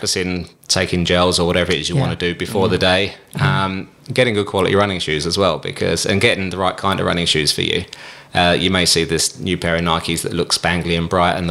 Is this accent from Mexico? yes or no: no; England, United Kingdom; I'm too English